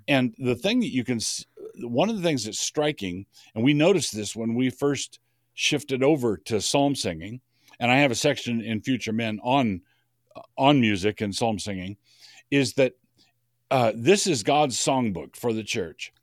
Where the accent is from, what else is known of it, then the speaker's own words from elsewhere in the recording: Idaho, United States; I'm from Idaho